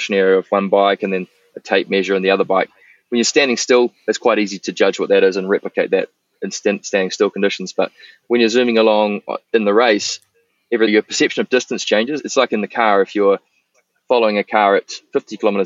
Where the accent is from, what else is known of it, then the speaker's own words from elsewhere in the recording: Wanaka, Otago, New Zealand; my hometown in Wanaka